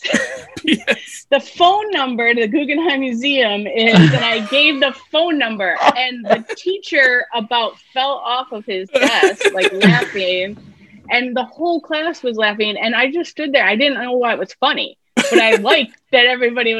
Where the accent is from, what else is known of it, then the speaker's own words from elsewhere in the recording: New York, United States; I grew up in New York State